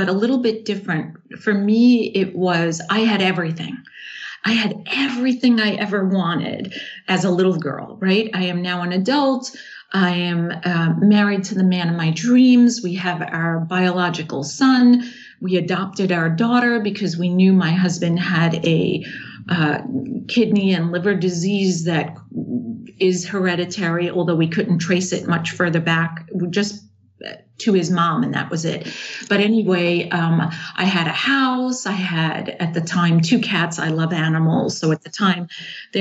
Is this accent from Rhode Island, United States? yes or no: no; New York, United States; moved away; also born or lived in Charlotte, North Carolina; I'm from New York because that's where I'm born